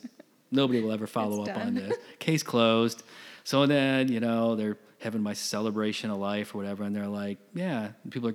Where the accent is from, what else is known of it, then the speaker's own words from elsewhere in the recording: Michigan, United States; moved away; I grew up in Michigan.